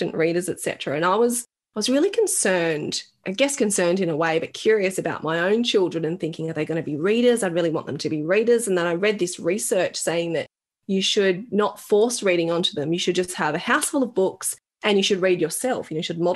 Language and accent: English; Australia; I was born in Australia